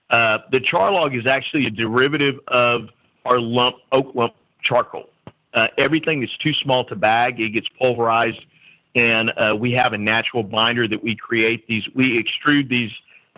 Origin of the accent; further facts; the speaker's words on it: Texas, United States; You know, we are from Central Texas.